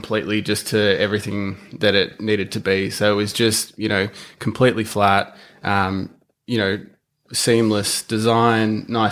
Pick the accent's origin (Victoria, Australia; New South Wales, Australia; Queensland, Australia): Victoria, Australia; Red Hill; We grew up in Red Hill, which is just south of Melbourne